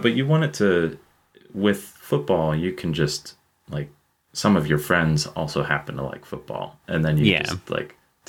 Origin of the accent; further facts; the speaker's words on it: Pittsburgh, Pennsylvania, United States; and I am born and raised in Pittsburgh.